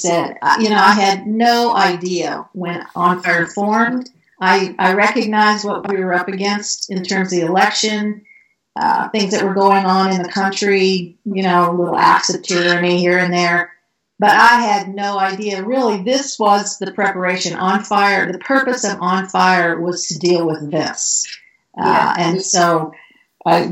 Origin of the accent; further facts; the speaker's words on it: Canada; moved away; I grew up in Canada